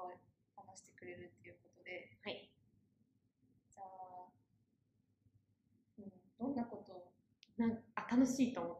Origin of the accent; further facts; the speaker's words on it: Osaka, Japan; accent: Kansai dialect; moved away; 出身は大阪なのでちょっと関西弁が出るかもしれません。